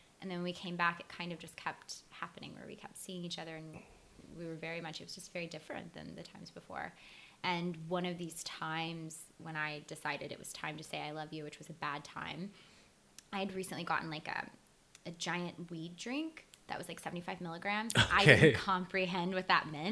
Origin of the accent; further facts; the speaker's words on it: Mississippi, United States; moved away as an adult; also born or lived in Los Angeles; We're both from Mississippi